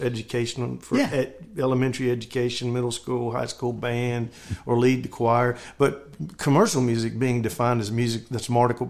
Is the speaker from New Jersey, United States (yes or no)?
no; North Carolina, United States; moved away; also born or lived in Oklahoma City; I'm from North Carolina and went to Oklahoma City to a Christian school.